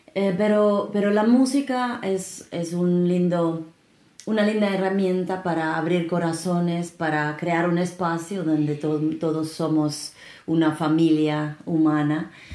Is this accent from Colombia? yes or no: no; Finland; Spanish is a second language; now in Peru; Yo soy de Finlandia